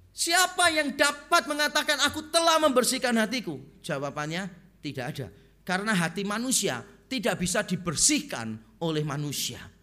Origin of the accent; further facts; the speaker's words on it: Semarang, Central Java, Indonesia; moved away; also born or lived in Surabaya; Waktu pertama kali saya pindah dari Semarang ke Surabaya